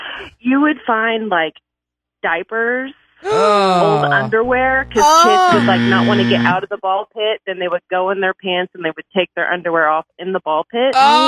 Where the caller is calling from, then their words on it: Springdale, United States; from Springdale.